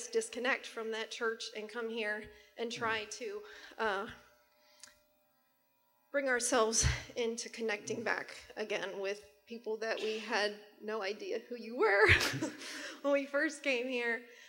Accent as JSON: {"language": "English", "region": "Pennsylvania", "country": "United States", "moved": "as an adult", "said": "we're originally from Pennsylvania, we've only been here 2.5 years"}